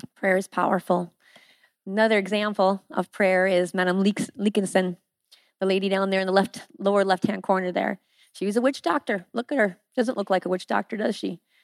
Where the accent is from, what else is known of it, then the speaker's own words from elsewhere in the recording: Iowa, United States; moved away as an adult; now in Haiti; I am from Iowa. I'm a good old girl from Iowa